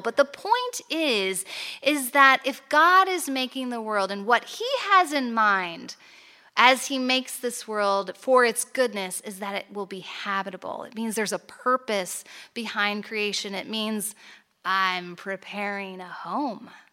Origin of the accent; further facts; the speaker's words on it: United States; moved away as an adult; also born or lived in Chicago; now in Toronto, Canada; I grew up in the States